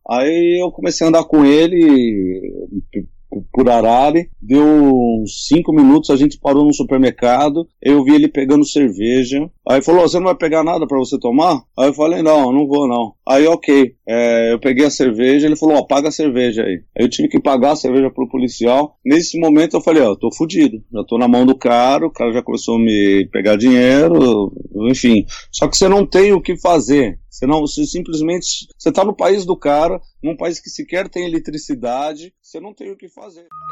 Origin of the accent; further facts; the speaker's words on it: Brazil; sou brasileiro